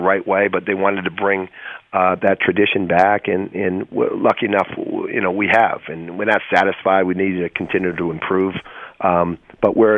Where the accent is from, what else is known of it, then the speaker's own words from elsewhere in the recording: Boston, Massachusetts, United States; moved away; I grew up in Boston